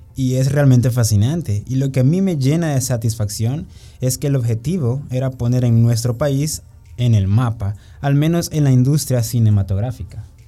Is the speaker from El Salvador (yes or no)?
yes; El Salvador; gente de nuestro país